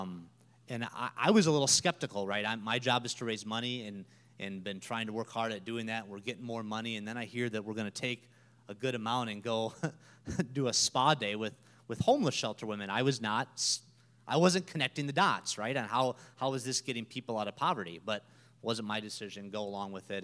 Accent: Minnesota, United States; moved away as an adult; now in Peoria, United States; I'm from Minnesota

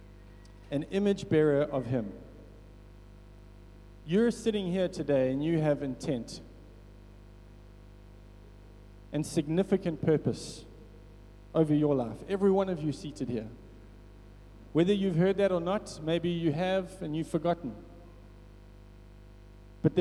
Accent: Richards Bay, KwaZulu-Natal, South Africa; growing up in Richards Bay, I grew up in Merensia, beautiful suburb right near the beach.

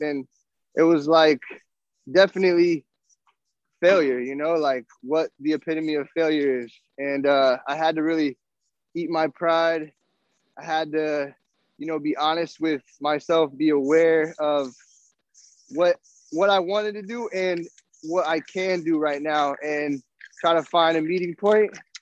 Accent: Nebraska, United States; moved away; I'm from Nebraska originally.

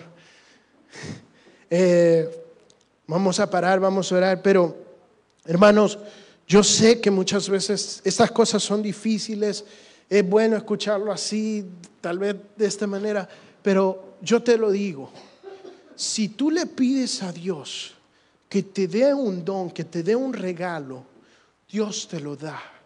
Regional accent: El Salvador; yo soy un muchacho salvadoreño hecho y derecho

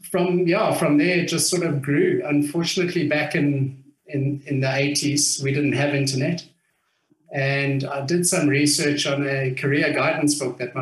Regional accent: Harare, Zimbabwe; I was born in what was Rhodesia at the time. And I grew up in Harare, which was Salisbury at the time

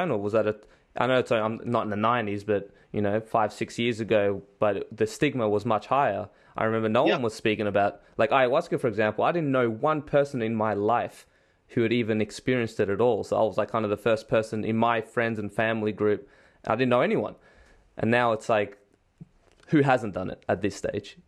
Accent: Australia; I come from Australia, which is a lot of, you know, people who are overly enthusiastic on drugs

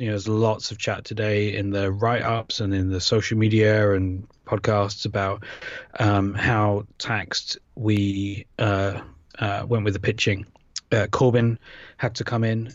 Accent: United Kingdom; accent: British; moved away; my accent

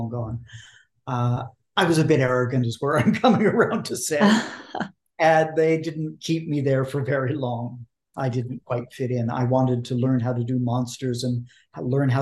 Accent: Vancouver, British Columbia, Canada; I was raised in Vancouver, Canada

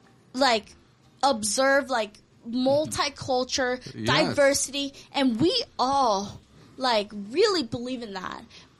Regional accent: Hawaii, United States; first language Korean; English is a second language; also born or lived in Korea; I came to Hawaii when I was 9 years old. I didn't speak any English

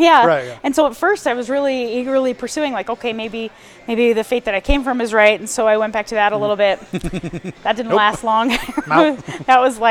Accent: Salt Lake City, Utah, United States; now in Montana, United States; I grew up in Salt Lake City, Utah.

